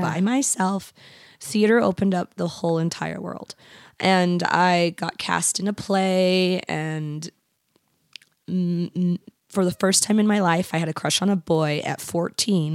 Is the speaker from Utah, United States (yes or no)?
yes; Kearns, Utah, United States; also born or lived in Bountiful; I was from Kearns.